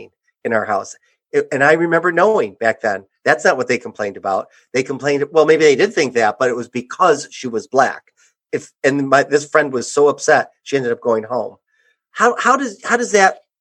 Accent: Oak Park, Michigan, United States; I grew up in Oak Park, Michigan, in the 70s

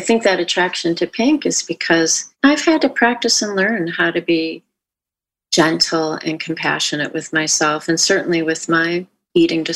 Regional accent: Midwest, United States; moved away as an adult; now in California, United States; I grew up in the Midwest, and I live in California now and have since 1990

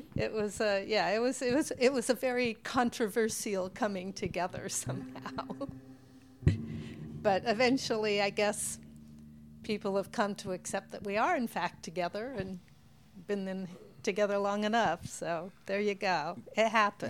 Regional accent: Pacific Northwest, United States; I was from the West Coast, Pacific Northwest.

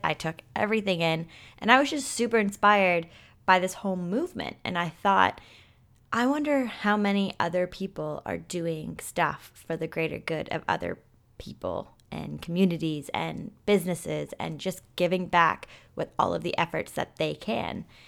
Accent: Toronto, Ontario, Canada; I'm from Toronto, Canada

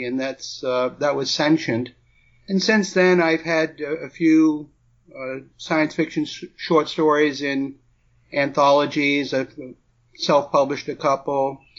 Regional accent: New England, United States; moved away; also born or lived in Brooklyn / New Mexico; Well, I lived most of my life in New England, although I was born in Brooklyn, and then I spent 9 years in New Mexico prior to relocating to the Gulf Coast area of Florida

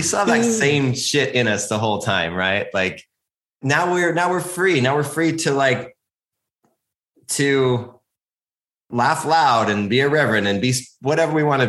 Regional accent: Utah, United States; moved away; I actually grew up in Utah.

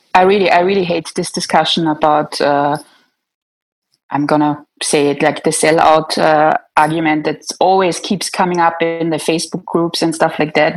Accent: Austria; I'm from Austria.

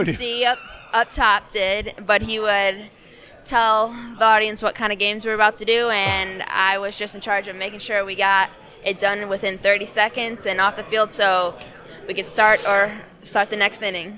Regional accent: Chicago, Illinois, United States; accent: Chicago; We're both from Chicago

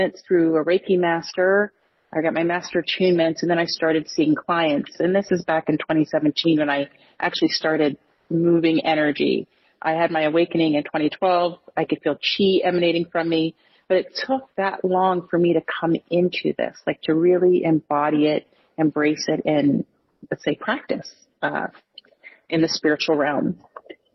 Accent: United States; I was born into poverty in the United States.

